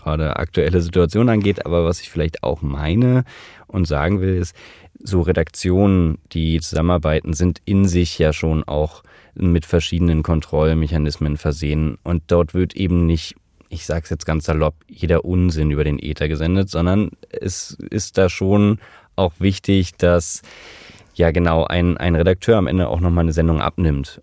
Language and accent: German; Germany